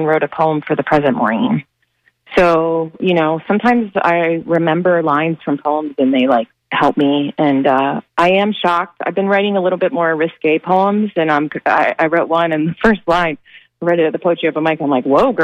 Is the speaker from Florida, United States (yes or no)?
yes; Madeira Beach, Florida, United States; I grew up in Johns Pass, the Hubbards Marina, and Friendly Fisherman is my family